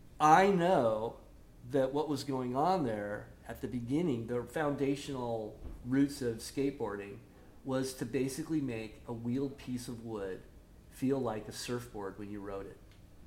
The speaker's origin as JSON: {"language": "English", "town": "Costa Mesa", "region": "California", "country": "United States", "tie": "born or raised there", "also_born_or_lived": "Midwest", "said": "We moved out here from the Midwest when I was 8 years old. Lived up the hill in Costa Mesa"}